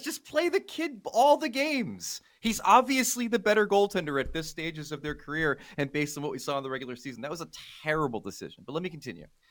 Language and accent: English; United States; as an American